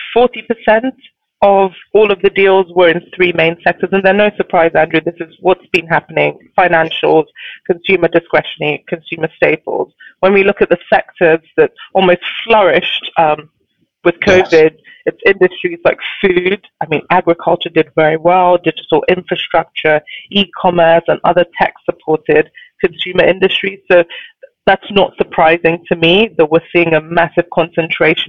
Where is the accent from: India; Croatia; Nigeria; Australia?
Nigeria; I'm Nigerian.